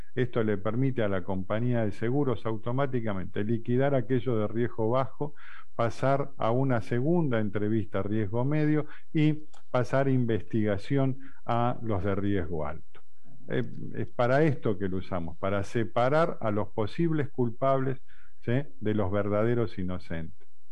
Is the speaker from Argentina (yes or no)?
yes; Argentina